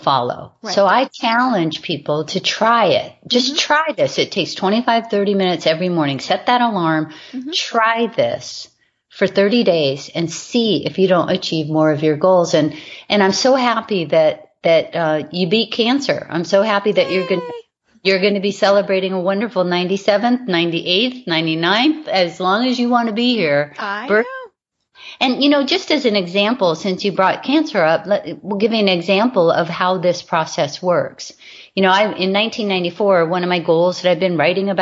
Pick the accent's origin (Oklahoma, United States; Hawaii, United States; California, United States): Hawaii, United States; I was raised in Hawaii